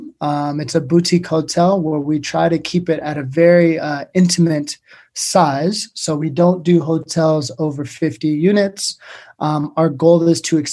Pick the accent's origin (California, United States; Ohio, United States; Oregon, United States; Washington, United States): Washington, United States; Everett; moved away as an adult; now in New York, United States; I'm a serial entrepreneur from Everett, Washington, which is essentially the place where most airplanes are manufactured. Grew up in Washington State and moved to New York about 10 years ago